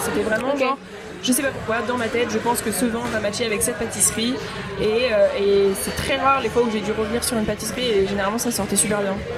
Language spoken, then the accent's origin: French; Paris, Île-de-France, France; also born or lived in Bordeaux; je suis retournée chez moi à Paris